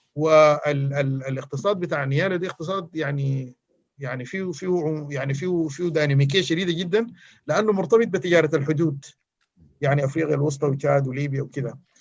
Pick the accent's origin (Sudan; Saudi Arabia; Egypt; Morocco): Sudan; احنا كلنا كسودانيين